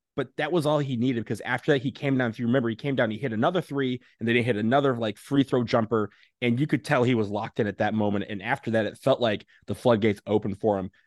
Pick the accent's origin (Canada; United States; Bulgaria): United States; Michigan; I'm from Michigan.